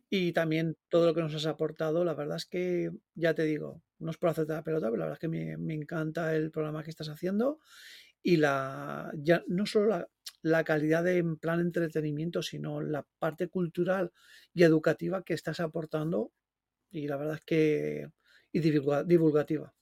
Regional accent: Valencian Community, Spain; yo soy valenciano

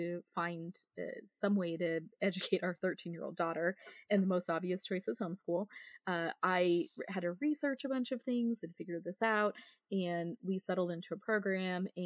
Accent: Northern Idaho, United States; moved away; I'm from Northern Idaho originally. And so a lot of kids that most of my friends when I was growing up were homeschooled.

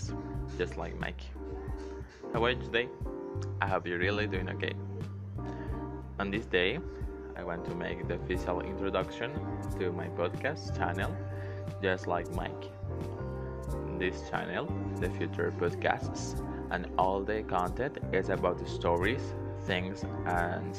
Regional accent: Venezuela; first language Spanish; English is a second language; I'm from Venezuela

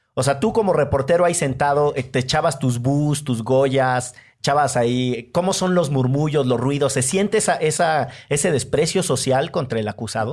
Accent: Orizaba, Veracruz, Mexico; moved away; also born or lived in Monterrey; yo soy de Orizaba y la gente de Orizaba va a estudiar al campus del Tec de Monterrey de Fortín

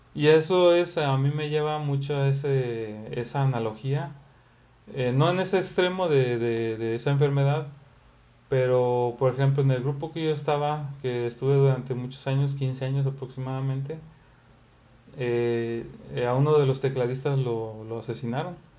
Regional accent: Xalapa, Veracruz, Mexico; now in Monterrey, Mexico; donde venimos somos de Veracruz, de Jalapa

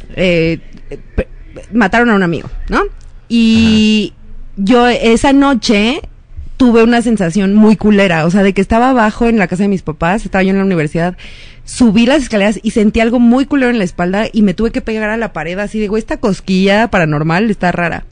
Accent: Mexico City, Mexico; crecí en GAM

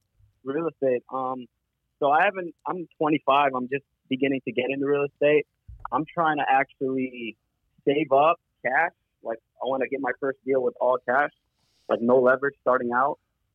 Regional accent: Detroit, Michigan, United States; now in Dearborn, United States; I'm from Detroit.

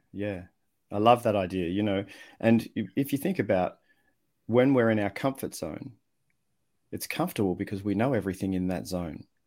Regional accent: Australia; accent: Australian; also born or lived in Netherlands; I was born overseas, grew up in Australia

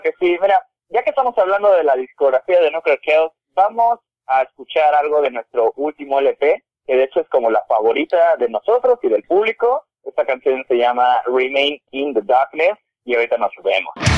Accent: Tehuacán, Puebla, Mexico; moved away as an adult; now in Mexico City, Mexico; la, banda realmente empezó como un hobby en Tehuacán, Puebla, ni siquiera Puebla la ciudad, sino un municipio. Ahí yo con mi vecino eh, empezábamos

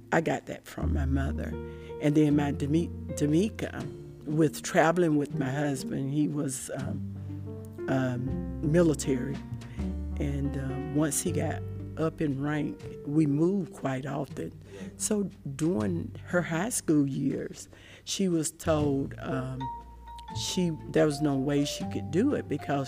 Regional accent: Shellman, Georgia, United States; I grew up in Randolph County, Georgia

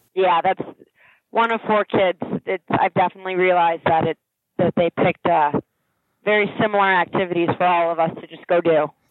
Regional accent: Princeton, New Jersey, United States; I grew up in Princeton, New Jersey

